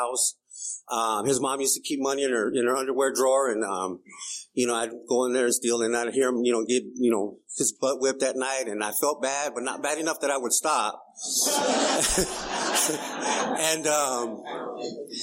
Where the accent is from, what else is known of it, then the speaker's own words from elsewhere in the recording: Calipatria, California, United States; also born or lived in Brawley, California; now in San Diego, United States; we moved from Brawley to Calipat. I was like 6 years old